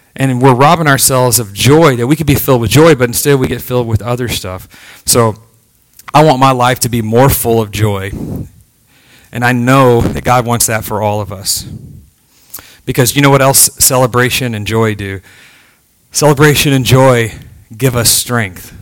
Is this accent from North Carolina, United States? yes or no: no; Texas, United States; moved away as an adult; now in Virginia, United States; I'm from Texas